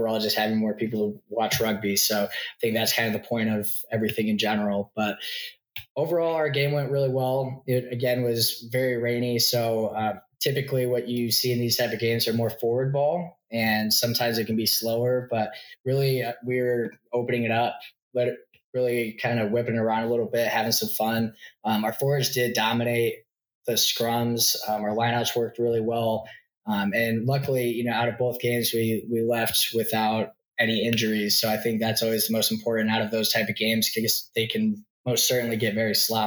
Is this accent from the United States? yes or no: yes; Midwest, United States; now in Austin, United States; I grew up in the Midwest